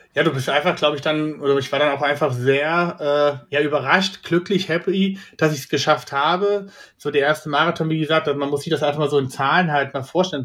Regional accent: Kassel, Hesse, Germany; moved away as an adult; now in Frankfurt, Germany; ich bin ja in Kassel aufgewachsen, aber bis 2005 äh, bis 2015 in Kassel gelebt.

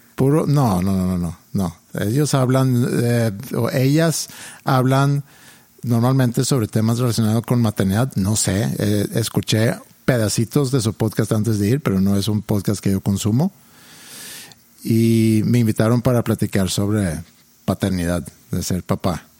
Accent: Sweden; now in Mexico; crecí yo en Suecia

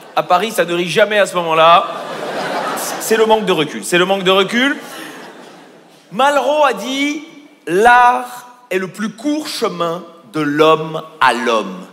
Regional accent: Belgium; Je suis belge

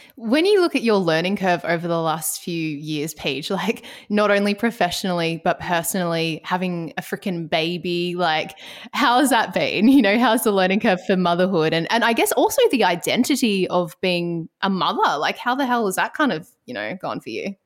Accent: Ballarat, Victoria, Australia; now in Melbourne, Australia; I'm originally from Ballarat

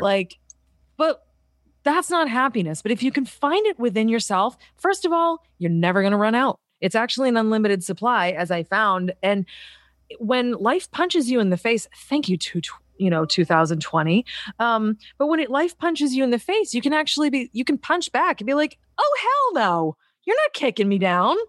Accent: Boston, Massachusetts, United States; moved away; I'm from Boston

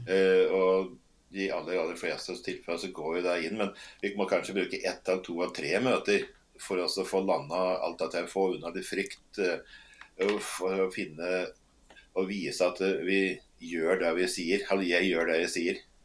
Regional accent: Toten, Innlandet, Norway; also born or lived in Northern Norway; jeg er født og oppvokst på Toten

